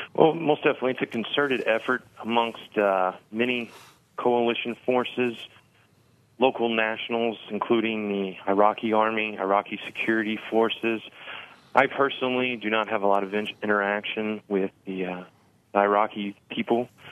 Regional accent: Evansville, Indiana, United States; also born or lived in Bloomington, Indiana; I enlisted uh, with the 163rd Field Artillery Battalion in Evansville where I was born and raised

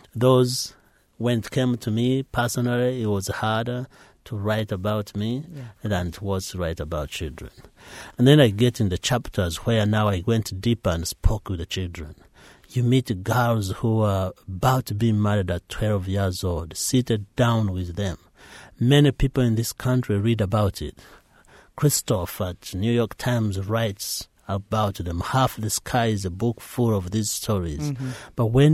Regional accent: Uganda; every time it snows, my mind goes back home. Every time we make a meal, I miss home. All friends I grew up with are in Uganda.

